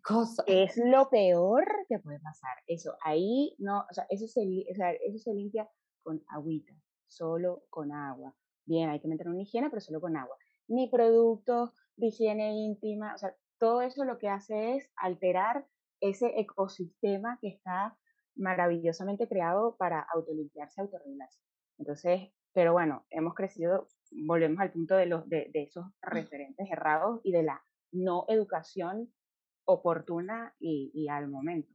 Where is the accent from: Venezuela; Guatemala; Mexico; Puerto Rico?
Venezuela; nosotras tres somos venezolanas